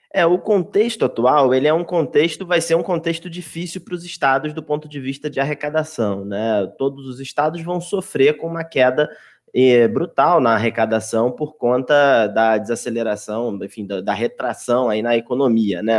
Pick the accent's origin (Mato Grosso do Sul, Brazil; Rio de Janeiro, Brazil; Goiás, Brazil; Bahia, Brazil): Rio de Janeiro, Brazil; Baixada Fluminense; moved away as an adult; now in São Paulo, Brazil; eu venho da Baixa da Fluminense, no Rio de Janeiro